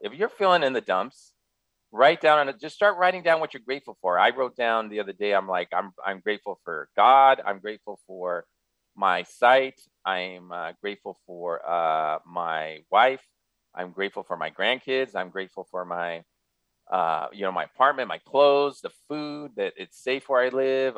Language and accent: English; San Gabriel Valley, California, United States; also born or lived in Los Angeles; was born in LA, uh, grew up in the San Gabriel Valley